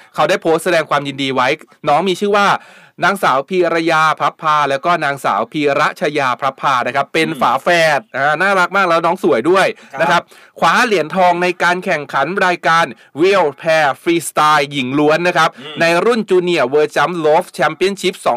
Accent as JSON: {"language": "Thai", "country": "Thailand", "first_language": "Thai", "said": "เราถือว่าพวกเราโชคดีมากนะที่เกิดเป็นคนไทยแล้วก็เกิดมาได้ได้ใช้ภาษาไทยตั้งแต่เกิด"}